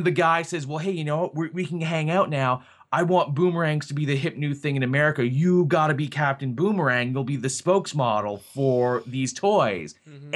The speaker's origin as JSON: {"language": "English", "region": "Scotland", "country": "United Kingdom", "said": "as a Scottish man myself"}